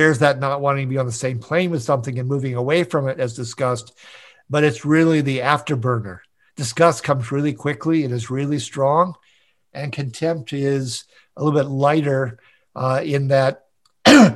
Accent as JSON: {"language": "English", "town": "Minneapolis", "region": "Minnesota", "country": "United States", "tie": "born or raised there", "also_born_or_lived": "San Diego", "said": "my hometown of Minneapolis, St. Paul"}